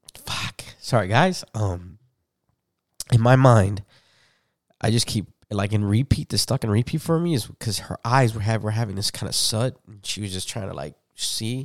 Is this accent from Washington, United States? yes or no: no; Chicago, Illinois, United States; I grew up in Humboldt Park